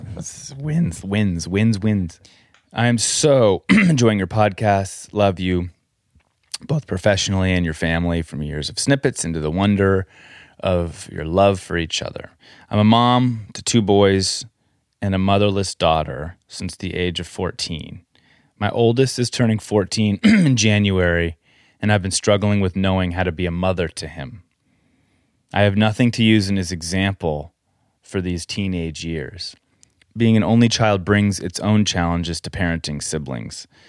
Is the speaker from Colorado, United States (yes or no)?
yes; Colorado, United States; We grew up in Colorado